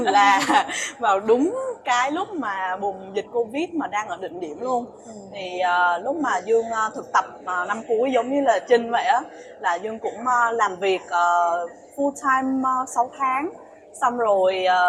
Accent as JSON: {"language": "Vietnamese", "country": "Vietnam", "said": "mình là người Việt Nam"}